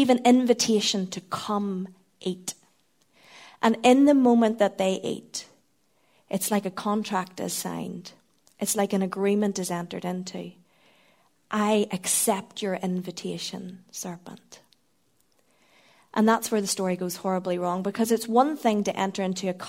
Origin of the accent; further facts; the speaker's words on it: Northern Ireland, United Kingdom; being Northern Irish